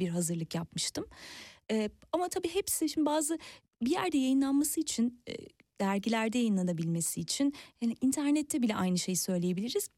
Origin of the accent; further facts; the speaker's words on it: near Kandıra, Kocaeli, Turkey; benim e, büyüdüğüm yere çok yakın Kandıra'da